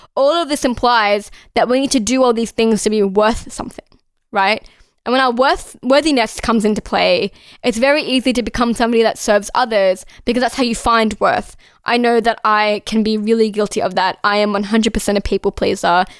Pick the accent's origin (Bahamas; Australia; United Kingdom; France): Australia